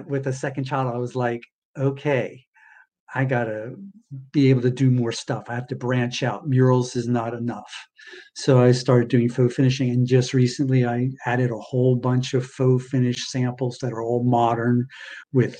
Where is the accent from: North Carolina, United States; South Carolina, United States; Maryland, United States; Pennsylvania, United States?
Maryland, United States; Baltimore; now in Los Angeles, United States; I'd probably be much happier living on the East Coast. That's where I was born and raised. I was born in Baltimore.